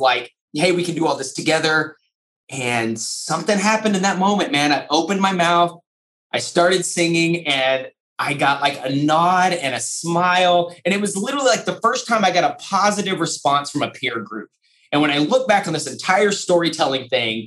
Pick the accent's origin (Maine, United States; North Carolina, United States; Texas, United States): Texas, United States; Lubbock; First grade, West Texas in Lubbock, Texas, Murphy Elementary School